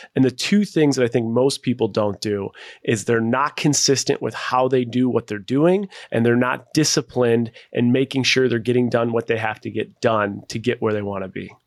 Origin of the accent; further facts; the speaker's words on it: Buffalo, New York, United States; moved away; also born or lived in Seattle; I was born and raised in Buffalo, New York